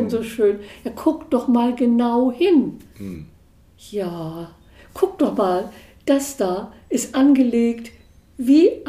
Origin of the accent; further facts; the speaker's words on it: Denmark; Und die ich war ja aus Dänemark